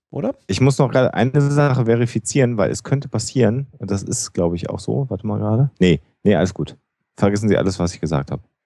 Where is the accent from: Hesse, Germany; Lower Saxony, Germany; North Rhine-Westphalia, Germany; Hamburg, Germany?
North Rhine-Westphalia, Germany; Ich bin Ostwestfale